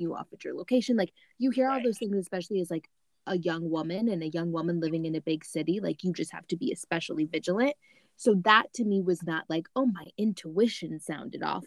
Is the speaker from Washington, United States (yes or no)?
no; Michigan, United States; I was born and raised in Michigan, but my parents are from Louisiana